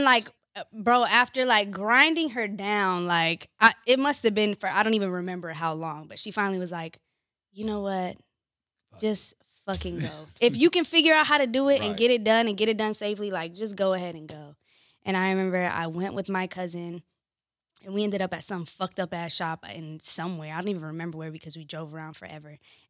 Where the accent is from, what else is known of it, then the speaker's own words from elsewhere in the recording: California, United States; also born or lived in Orlando, Florida / New York; I consider myself kind of like tri-coastal. So I grew up here in California, in Orlando, Florida, and in New York.